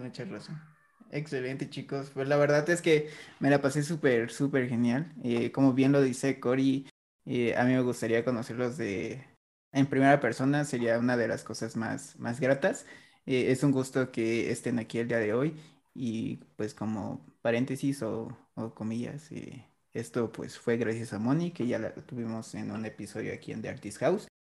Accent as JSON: {"language": "Spanish", "country": "Mexico", "said": "yo siendo mexicano"}